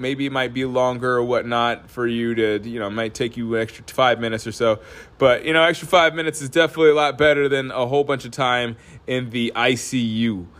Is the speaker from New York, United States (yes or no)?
no; Alaska, United States; also born or lived in Northeast US; now in Northeast, United States; I'm from Alaska.